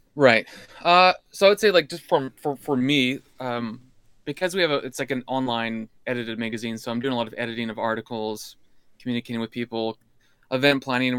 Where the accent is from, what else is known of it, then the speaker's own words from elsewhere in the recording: Alberta, Canada; moved away; also born or lived in British Columbia / United States; I grew up in Alberta, well, B C in Alberta